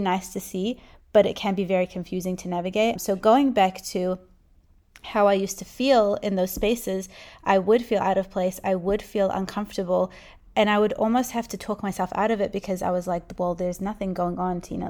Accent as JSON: {"language": "English", "country": "New Zealand", "tie": "born or raised there", "said": "I was born in New Zealand"}